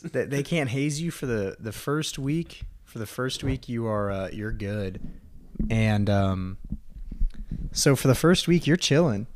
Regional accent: Texas, United States; Texas, sir

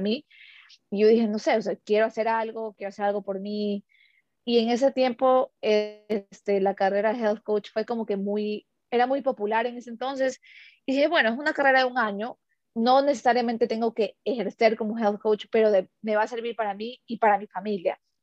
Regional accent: Ecuador; first language Spanish; moved away as an adult; somos ecuatorianos

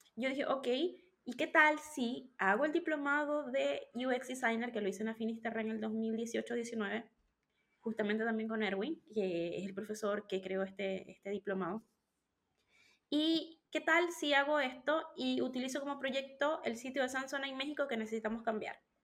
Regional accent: Venezuela; moved away as an adult; now in Chile; soy venezolana, pero vivo en Chile desde hace siete años

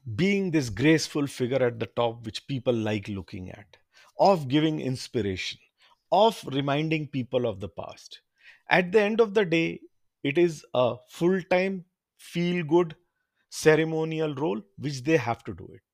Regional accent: India; also born or lived in London; I'm from India

